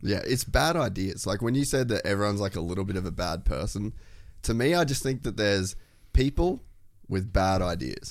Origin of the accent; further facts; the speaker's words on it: Cairns, Queensland, Australia; I grew up in Cairns